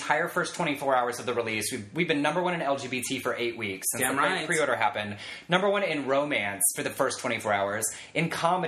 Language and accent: English; Waco, Texas, United States; I was born in Waco, went to college there